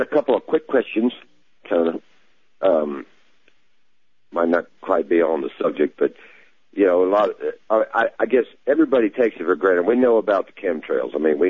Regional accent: Texas, United States

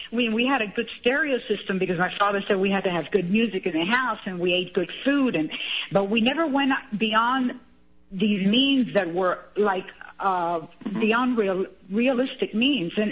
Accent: Cuba; now in United States; we came from Cuba in the '60s. My father was a pharmacist.

